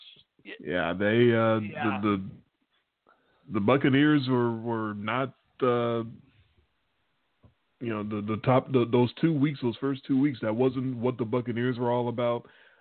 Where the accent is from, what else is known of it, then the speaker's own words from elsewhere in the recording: Chicago, Illinois, United States; in case you couldn't tell from the accents, we're from Chicago.